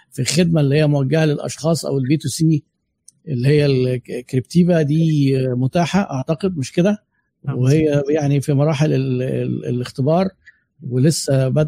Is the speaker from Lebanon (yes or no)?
no; Egypt; احنا بقى مصريين زي بعض